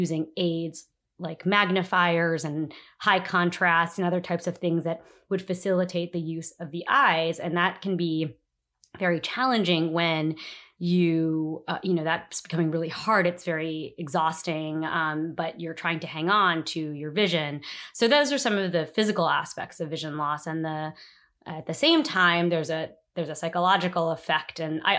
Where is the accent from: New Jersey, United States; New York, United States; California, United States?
New Jersey, United States; now in Washington, D.C., United States; I am an attorney and I live in Washington, D.C. I've been living in the city for about 5 years now. I'm originally from New Jersey.